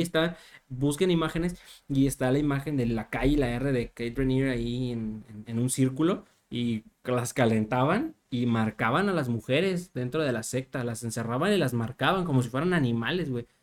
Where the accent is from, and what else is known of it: Mexico